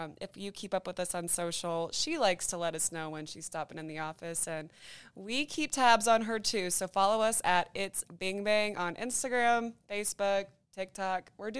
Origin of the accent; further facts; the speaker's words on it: Ankeny, Iowa, United States; I'm from Ankeny myself. I'm an Ankeny gal.